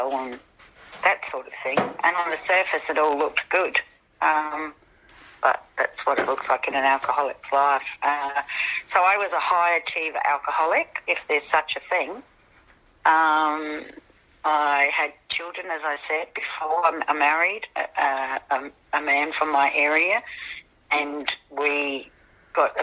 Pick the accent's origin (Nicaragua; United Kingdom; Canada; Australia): Australia; Elizabeth, South Australia; also born or lived in North Haven; when we moved from Elizabeth to North Haven, I was a teenager by then